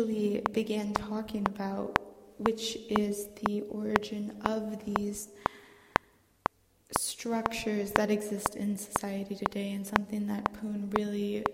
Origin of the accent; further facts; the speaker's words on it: Houston, Texas, United States; I'm from Houston, Texas